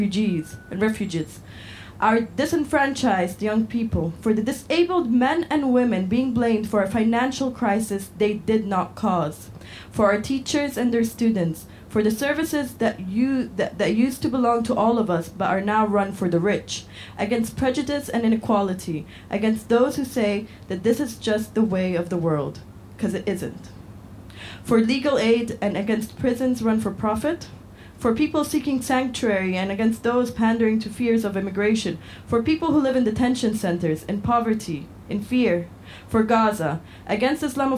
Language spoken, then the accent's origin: English; Wales, United Kingdom; now in United States; I'm from Northeast Wales, but I'm writing to you from the Midwest of America, where I've been all summer.